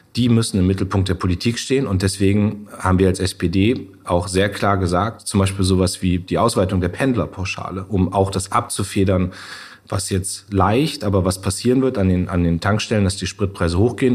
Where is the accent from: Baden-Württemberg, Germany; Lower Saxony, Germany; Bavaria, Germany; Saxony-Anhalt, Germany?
Lower Saxony, Germany; Munster; in meiner Heimatstadt in Munster